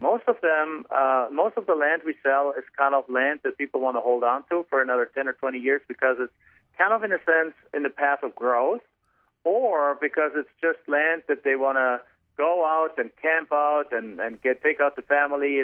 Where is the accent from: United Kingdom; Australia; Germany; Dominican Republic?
Germany; English is a second language; moved away as an adult; now in United States; I'm actually from Germany originally, so you can probably tell from my accent